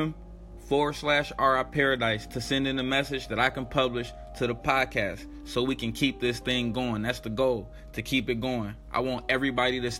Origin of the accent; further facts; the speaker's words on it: Chicago, Illinois, United States; I'm from Chicago. Shout out my city, Chicago. That's where I was born and raised